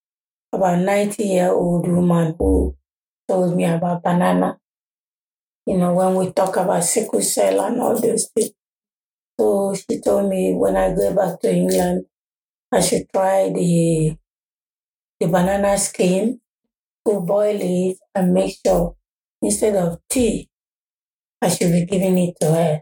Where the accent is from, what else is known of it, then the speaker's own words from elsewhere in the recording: Nigeria; moved away as an adult; I was born in Nigeria, and I came here when I was 24.